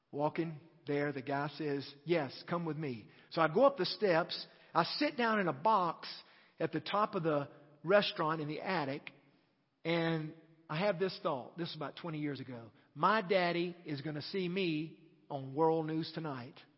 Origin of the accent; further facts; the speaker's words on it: United States; As American Christians